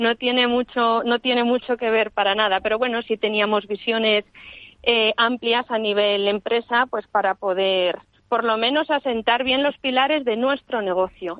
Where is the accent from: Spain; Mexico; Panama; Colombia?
Spain; Toledo, Castilla-La Mancha; moved away; decidí volver a Toledo, de donde soy, y empezar allí de cero